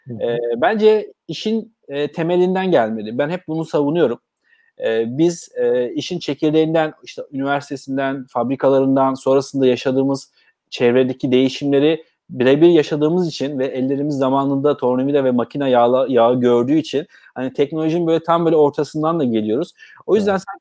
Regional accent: Bursa, Turkey; E, ben Bursalıyım. E, Bursa doğumluyum. 1985 e, Bursa'da dünyaya geldim. Ailem de Bursalı.

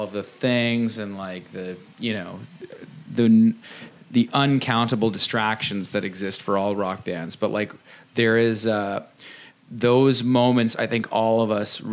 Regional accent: Dundas, Ontario, Canada; we're from Dundas, which is basically like the Shire from Lord of the Rings

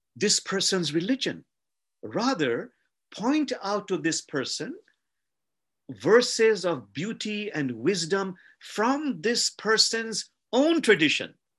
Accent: Bangladesh; I come from a country called Bangladesh

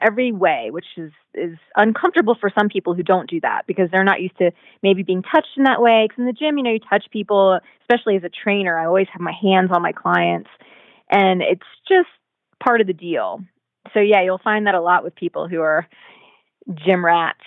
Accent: Virginia Beach, Virginia, United States; I was born there and raised there, and my family's still there to this day

